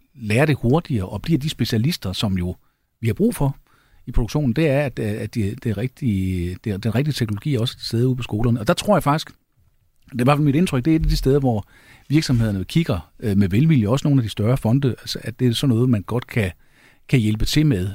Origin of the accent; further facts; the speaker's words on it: Jutland, Denmark; jeg er jyde